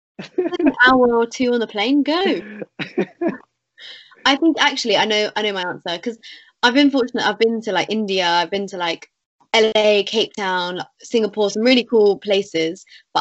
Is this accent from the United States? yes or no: no; United Kingdom; even though we're British.